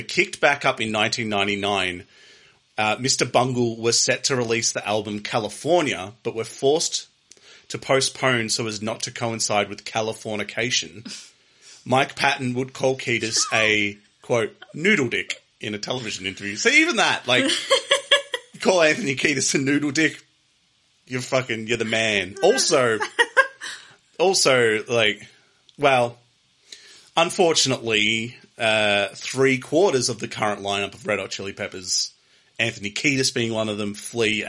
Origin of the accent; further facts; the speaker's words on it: Australia; As an Australian